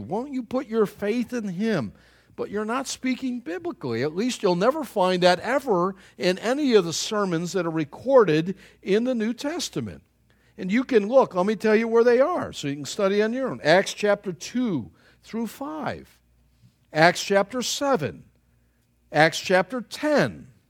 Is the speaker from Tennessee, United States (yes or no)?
no; New York, United States; Growing up in New York State, there was the Peace Bridge, and it's kind of a rickety old bridge, and we went over that.